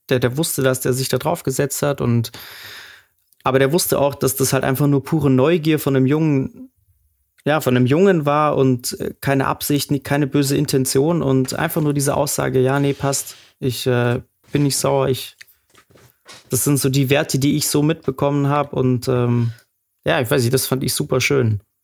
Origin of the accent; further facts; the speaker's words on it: Munich, Bavaria, Germany; der hat ja auch schon in dem Haus gewohnt, wo ich aufgewachsen bin, äh, im Glockenbachviertel